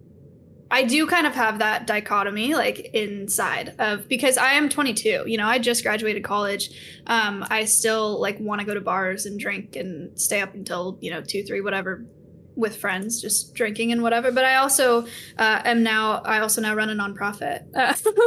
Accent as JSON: {"language": "English", "area": "Silicon Valley", "region": "California", "country": "United States", "tie": "born or raised there", "said": "So I grew up in the Silicon Valley, which is a very productive, very high achieving location for schools"}